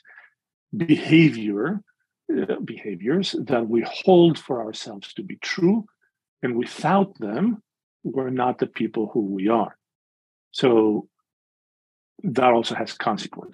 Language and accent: English; Greece; moved away as an adult; now in Chicago, United States; I was born and raised in Greece, in the evangelical community in Greece, and have been in Chicago now for 37 winters